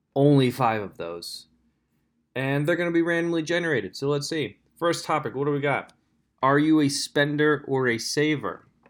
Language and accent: English; Lampeter, Pennsylvania, United States; I grew up in Lancaster, Pennsylvania, specifically Lampeter, PA